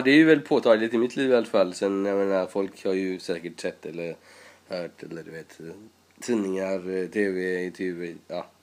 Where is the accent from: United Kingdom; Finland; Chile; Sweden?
Sweden; also born or lived in Iran; har bott i nästan hela mitt liv i Sverige. Jag kommer när jag var sju och jag har bott i tjugofem år där.